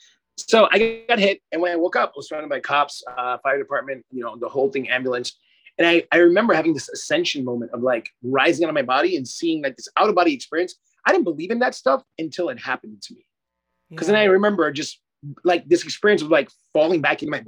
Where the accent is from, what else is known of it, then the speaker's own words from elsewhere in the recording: New York City, New York, United States; moved away; also born or lived in South Florida / Australia; I'm a Panamanian and Dutch descent. So I was born in Brooklyn, New York